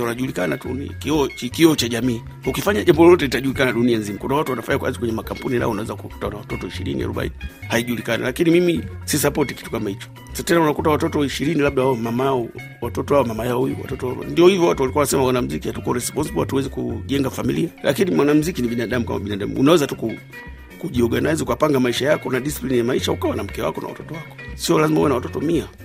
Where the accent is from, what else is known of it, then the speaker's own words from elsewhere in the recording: Tabora, Tanzania; moved away as an adult; also born or lived in Dar es Salaam, Tanzania / Nairobi, Kenya; now in Japan; ni mwanamuziki wa Kitanzania ambayo nimekuwa nikiishi Japani karibu kwa miaka ishirini na saba, lakini asili yangu mimi ni Tabora, Tanzania